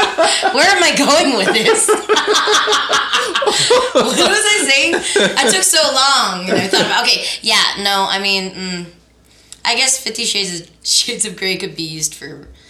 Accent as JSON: {"language": "English", "country": "Philippines", "said": "I'm Filipino. We eat rice with every meal."}